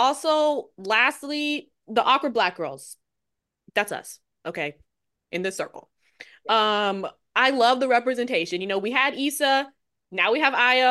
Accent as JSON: {"language": "English", "town": "Los Angeles", "region": "California", "country": "United States", "tie": "born or raised there", "also_born_or_lived": "DMV (Washington metropolitan area)", "moved": "yes", "said": "I didn't grow up in LA really. Like I grew up in North Hollywood. There's a lot of contention about that, but I now claim the DMV."}